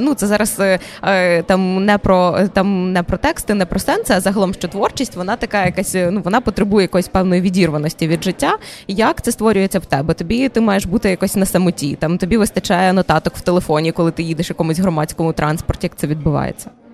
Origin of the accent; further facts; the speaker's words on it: Berdychiv, Zhytomyr Oblast, Ukraine; Я з Житомирської області дуже близько. Це місто Бердичів